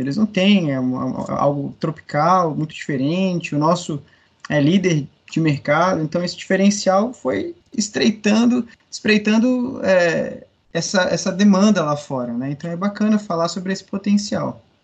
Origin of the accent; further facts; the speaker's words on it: Brazil; nós brasileiros